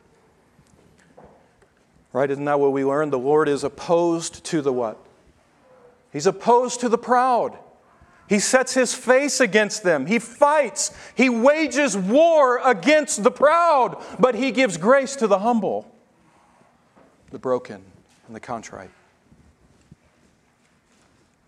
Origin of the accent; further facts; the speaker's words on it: Tennessee, United States; moved away; The spiritual diet in Texas is a lot like what I grew up under in Tennessee